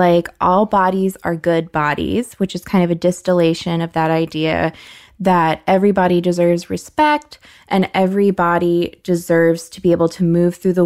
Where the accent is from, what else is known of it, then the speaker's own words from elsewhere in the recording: United States; as an American